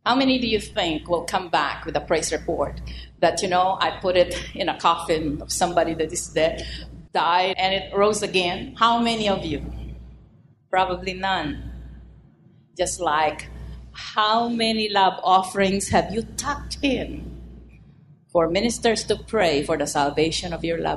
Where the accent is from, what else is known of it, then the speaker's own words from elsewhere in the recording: United States; I'm an American